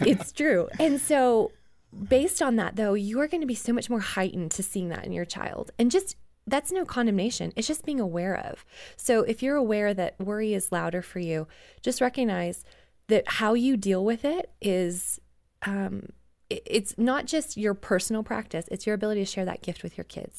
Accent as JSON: {"language": "English", "country": "Canada", "tie": "born or raised there", "said": "and I grew up in Canada"}